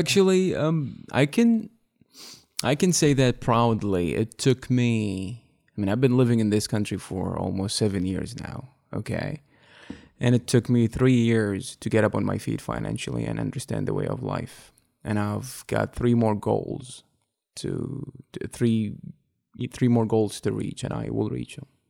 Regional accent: Baghdad, Baghdad Governorate, Iraq; English is a second language; moved away as an adult; now in United States; I'm from Baghdad, Iraq.

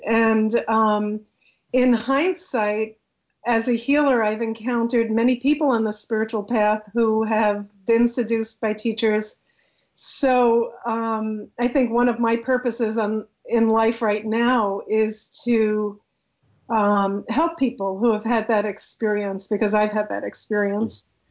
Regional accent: New York City, New York, United States; I was brought up in a very ordinary secular Jewish home in Queens, New York

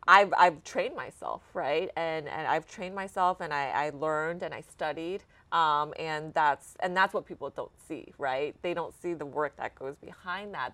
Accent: Dallas, Texas, United States; also born or lived in Austin, United States; now in Houston, United States; I grew up in Dallas

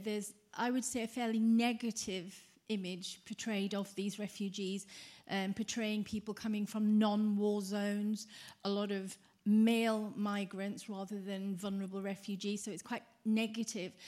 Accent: United Kingdom; now in Norway; I live in um, Norway, but I'm originally from Britain

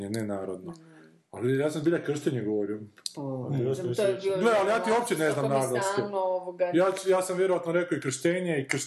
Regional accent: Zagreb, City of Zagreb, Croatia; ja sam iz Zagreba

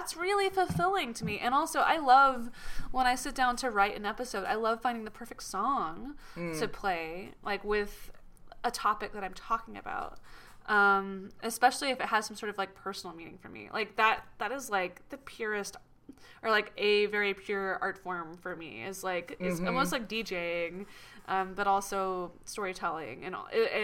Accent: Atlanta, Georgia, United States; moved away; also born or lived in England; I was like a skateboarding punk rock kid from Atlanta

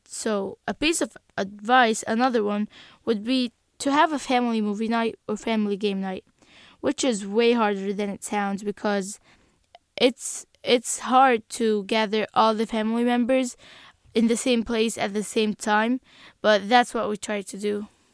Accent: Egypt; English is a second language; now in United States; I'm from Egypt.

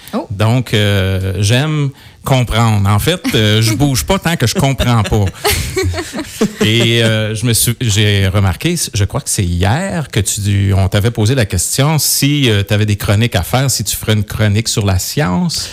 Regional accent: Coaticook, Quebec, Canada; je, suis quelqu'un de, de Quaticook. Je suis né euh, à Quaticook

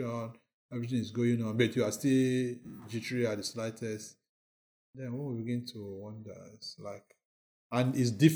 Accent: Nigeria; moved away as an adult; now in London, United Kingdom; I'm from Nigeria

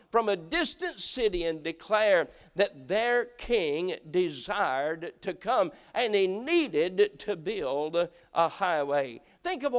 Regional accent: Appalachia, United States; moved away; growing up in Appalachia

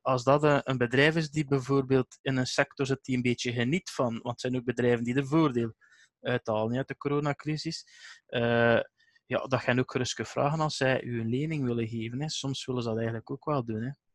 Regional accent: Eeklo, Flanders, Belgium; bij ons in Eclo, waar ik vanaf kom

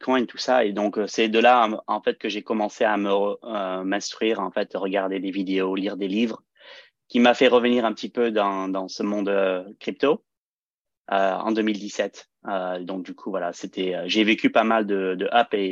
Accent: France; also born or lived in California, United States; euh, je suis euh, français-américain, donc j'ai un petit accent des fois.

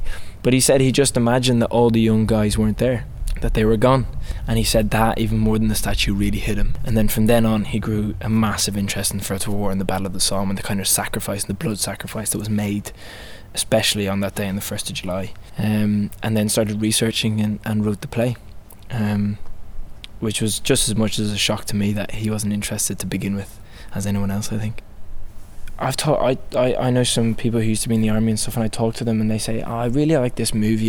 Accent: Ireland; moved away as an adult; also born or lived in Wales; I trained at Royal Welsh, but I grew up in Ireland

